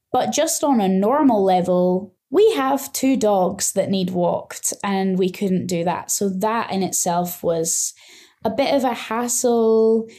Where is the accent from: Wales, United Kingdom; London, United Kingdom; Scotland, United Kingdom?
Scotland, United Kingdom; moved away as an adult; now in Nantong, China; I am from Scotland in the U K, and I have been in China now for three and a half years